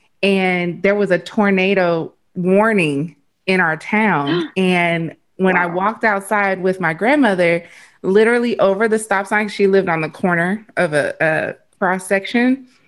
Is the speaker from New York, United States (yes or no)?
no; Arkansas, United States; moved away; also born or lived in Cincinnati; I was born and raised in Arkansas, so I already know about the tornadoes.